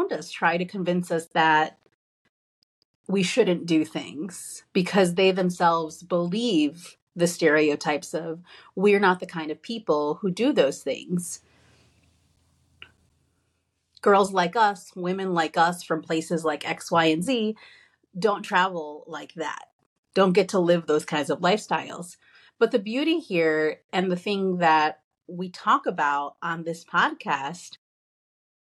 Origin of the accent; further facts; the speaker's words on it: Chicago, Illinois, United States; I'm from Pilsen on the southwest side of Chicago